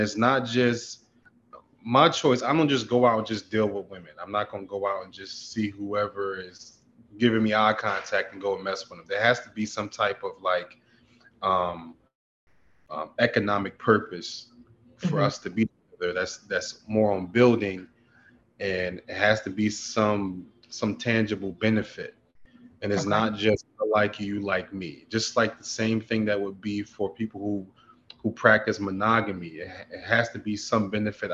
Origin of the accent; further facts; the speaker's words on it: Philadelphia, Pennsylvania, United States; now in Atlanta, United States; I'm from Philly